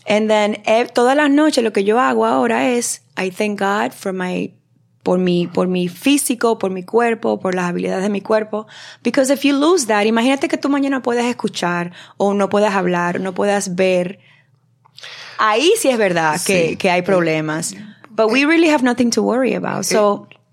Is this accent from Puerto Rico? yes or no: no; Dominican Republic; yo soy la única dominicana